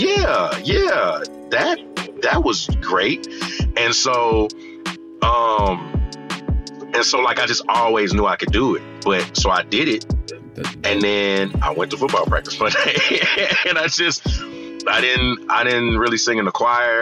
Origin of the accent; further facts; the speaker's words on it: Houston, Texas, United States; I'm from Houston, Texas